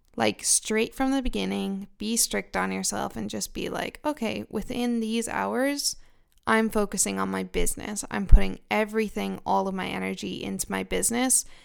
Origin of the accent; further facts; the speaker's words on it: Israel; also born or lived in United Kingdom; now in Finland; I grew up in Israel and then I moved to the UK.